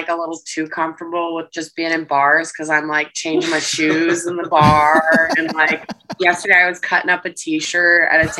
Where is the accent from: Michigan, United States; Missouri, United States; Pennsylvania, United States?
Michigan, United States; Detroit